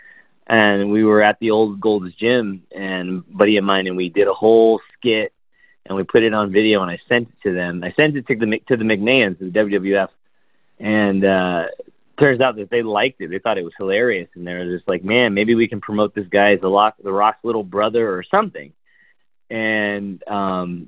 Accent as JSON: {"language": "English", "region": "California", "country": "United States", "tie": "born or raised there", "also_born_or_lived": "West Germany / Virginia", "said": "after being born in Germany, when I was old enough to fly, we moved here to California, and we lived in a couple different areas. I think we lived in Virginia for like less than a year, and then we moved back to California"}